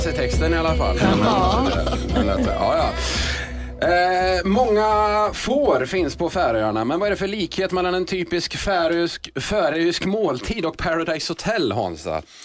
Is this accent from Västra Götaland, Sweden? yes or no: yes; Skara, Västra Götaland, Sweden; Jag är från Skara